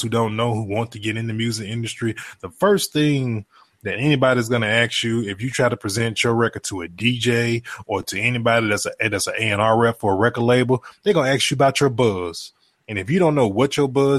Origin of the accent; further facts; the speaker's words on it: Mississippi, United States; moved away as an adult; we're both from Mississippi